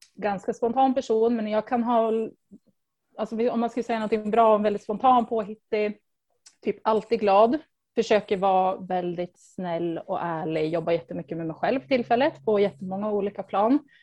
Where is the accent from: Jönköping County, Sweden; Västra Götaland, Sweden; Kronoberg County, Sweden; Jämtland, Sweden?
Jämtland, Sweden; Östersund; moved away as an adult; also born or lived in Stockholm; jag kommer från Östersund och eh, men jag flyttade typ ganska snabbt efter studenten. Bodde i Stockholm i närmare tio år